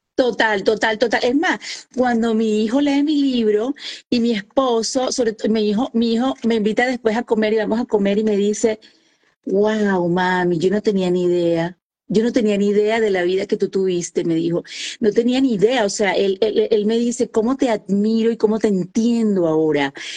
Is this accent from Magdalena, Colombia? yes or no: yes; Santa Marta, Magdalena, Colombia; accent: costeña; first language Spanish; moved away as an adult; now in Indiana, United States; Dios me puso que naciera en Santa Marta, Colombia, la tierra de …, ahí cerquita Barranquilla, de donde es …. Entonces soy colombiana, soy de la costa atlántica y muy honrada de ser costeña